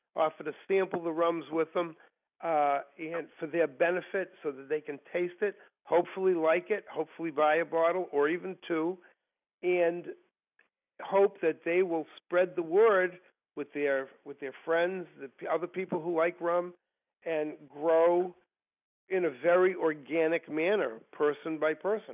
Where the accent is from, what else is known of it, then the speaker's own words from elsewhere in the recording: Massachusetts, United States; also born or lived in Washington D.C.; I am originally from Massachusetts, and I still live there today. Okay. and other than going to college in Washington D.C., uh, I've lived here all my life.